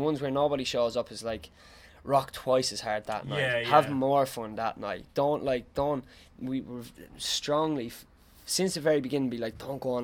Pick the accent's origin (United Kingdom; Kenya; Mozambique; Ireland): Ireland; Tipperary, Munster; we're not from Dublin. Like, we're from Tipperary